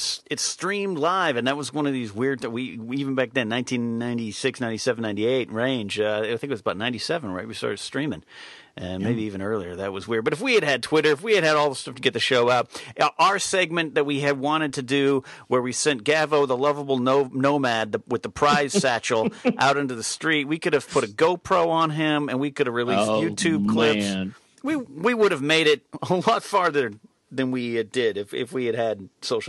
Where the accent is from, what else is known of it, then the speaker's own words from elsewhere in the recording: Arroyo Grande, California, United States; when I was up in my hometown of Arroyo Grande, California